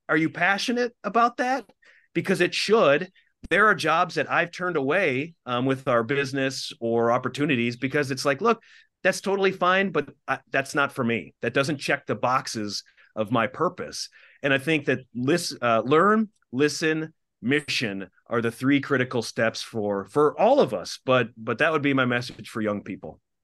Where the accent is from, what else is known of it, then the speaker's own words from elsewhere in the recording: Minnesota, United States; I grew up in Minnesota and in the Midwest.